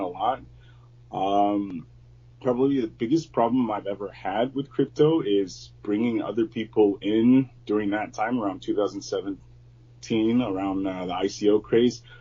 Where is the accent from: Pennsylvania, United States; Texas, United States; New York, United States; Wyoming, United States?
Texas, United States; San Antonio; now in Beijing, China; I'm from San Antonio, Texas. And right now I'm living in Beijing, China